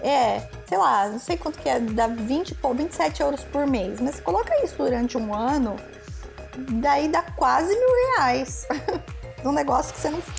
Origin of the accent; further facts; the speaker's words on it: Brazil; moved away as an adult; eu saí do Brasil com 30, e 30 anos